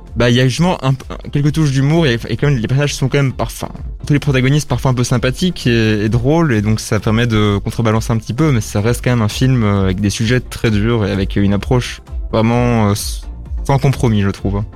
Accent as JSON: {"language": "French", "town": "Brussels", "region": "Brussels-Capital Region", "country": "Belgium", "said": "en tant que bruxellois"}